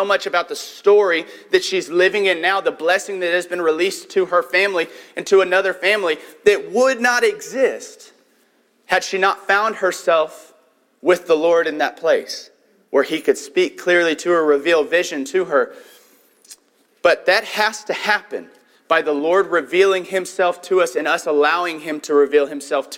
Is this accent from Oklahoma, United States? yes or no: yes; Tulsa, Oklahoma, United States; moved away; also born or lived in Katy, Texas; we grew up in Tulsa, Oklahoma. It was insane how big that place was. And then we moved to Katy, Texas